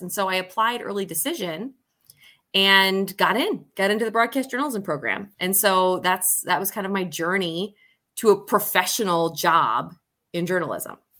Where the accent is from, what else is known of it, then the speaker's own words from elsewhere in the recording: Syracuse, New York, United States; also born or lived in Solvay, New York / London / Maine; was born in Syracuse, New York